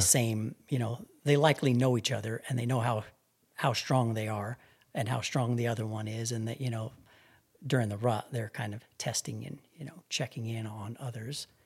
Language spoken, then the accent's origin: English; Albuquerque, New Mexico, United States; I grew up right here in Albuquerque